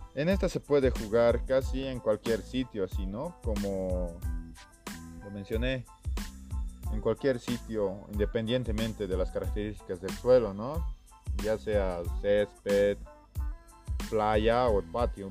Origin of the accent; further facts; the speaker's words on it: Bolivia; now in Cochabamba, Bolivia; Soy un estudiante de la Universidad Mayor de San Simón, que es una de las mejores de mi país